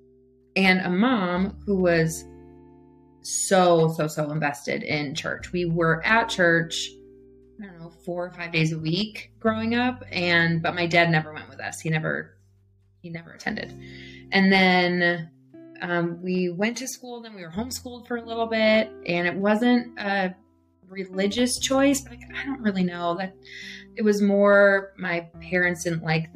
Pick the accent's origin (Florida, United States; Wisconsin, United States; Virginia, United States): Wisconsin, United States; Beloit; I grew up in Beloit, lived in essentially the same house